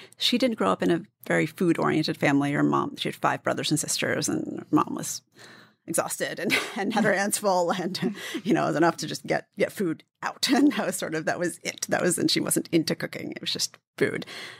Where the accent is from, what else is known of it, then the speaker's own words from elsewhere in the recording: D.C. area, Maryland, United States; In the D.C. area, Maryland, right outside.